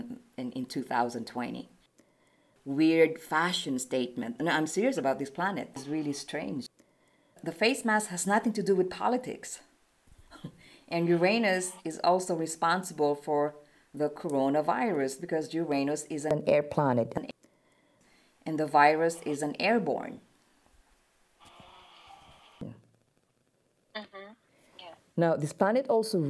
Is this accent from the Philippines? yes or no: yes; Philippines; I'm Filipino